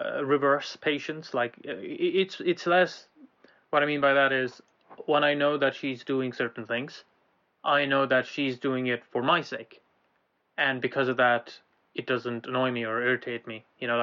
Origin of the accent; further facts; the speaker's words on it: Ireland; now in Glasgow, United Kingdom; So, we're in Glasgow right now. We used to be in Ireland. We grew up in Ireland